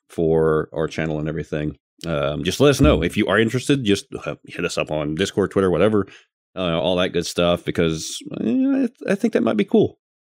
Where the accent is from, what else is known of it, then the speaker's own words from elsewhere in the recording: the South, United States; I'm from the South